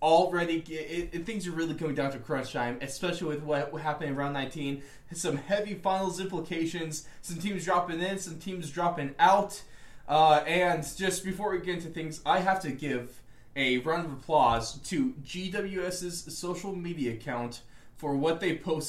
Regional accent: United States

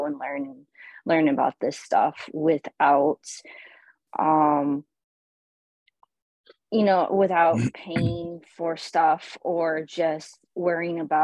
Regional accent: Michigan, United States; I am from the United States, originally from the state of Michigan

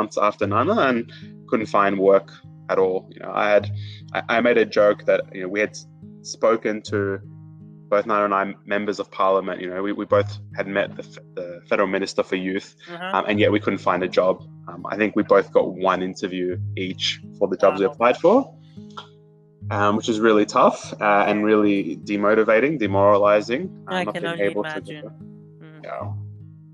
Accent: Australia; I was born in Australia.

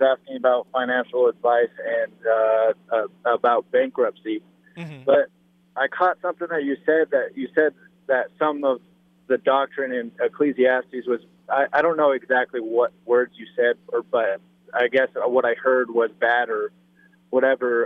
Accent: Parker, Colorado, United States; now in Fort Collins, United States; I grew up like all throughout elementary school, everything pretty much was raised there

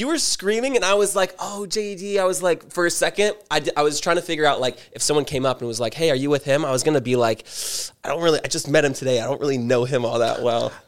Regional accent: Newport Beach, California, United States; moved away as an adult; now in Los Angeles, United States; born and raised in Orange County, um, specifically Newport

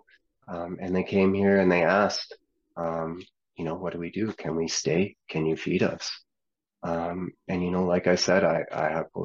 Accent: Edmonton, Alberta, Canada; now in Wetaskiwin, Canada; I'm from Edmonton.

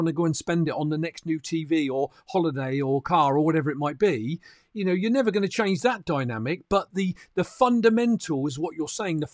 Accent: United Kingdom; as a Brit

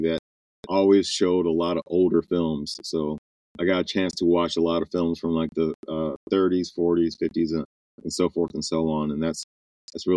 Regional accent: Chicago, Illinois, United States; I'm originally from the Chicagoland area

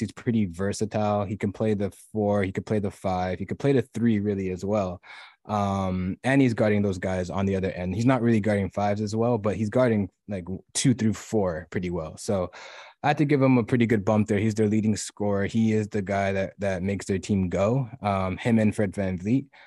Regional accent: Toronto, Ontario, Canada; I am from Toronto

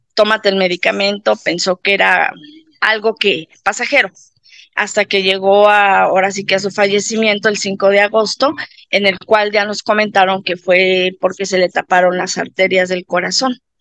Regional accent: Mexico City, Mexico; soy mexicana, soy de aquí de la Ciudad de México

